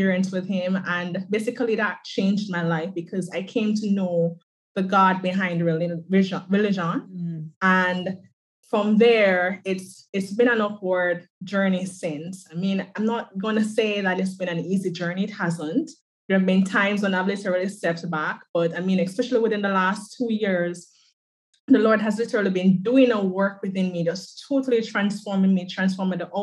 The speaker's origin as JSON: {"language": "English", "country": "Jamaica", "tie": "born or raised there", "said": "So I am from the island of Jamaica."}